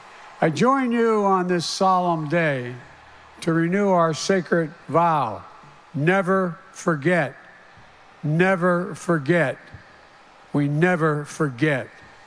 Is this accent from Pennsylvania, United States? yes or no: yes; Scranton, Pennsylvania, United States; We're both from Scranton, Pennsylvania.